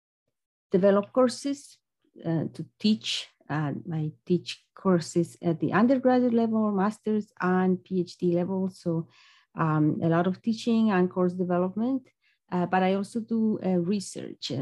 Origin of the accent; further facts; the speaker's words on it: Bolivia; moved away as an adult; also born or lived in Ukraine; now in United States; I am originally from Bolivia